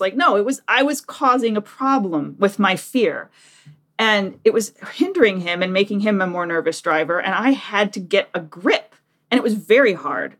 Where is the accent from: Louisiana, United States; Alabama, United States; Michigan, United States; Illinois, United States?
Michigan, United States; Detroit; moved away as an adult; also born or lived in Japan; now in Washington, D.C., United States; I'm from Detroit. I lived in Detroit, apart from the time in Japan, until I was thirty